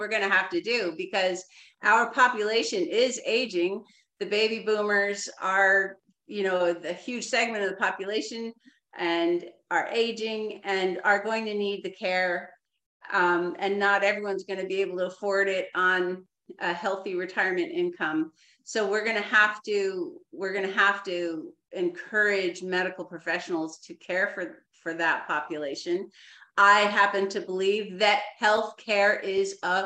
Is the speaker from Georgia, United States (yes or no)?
no; New Jersey, United States; now in Clarke County, Virginia, United States; I grew up in New Jersey